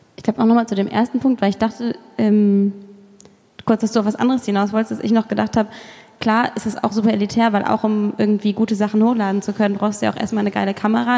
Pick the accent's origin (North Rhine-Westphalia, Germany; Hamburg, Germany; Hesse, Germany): Hesse, Germany; Kassel; moved away; ich bin in Kassel zur Schule gegangen, da ist die Dokumenta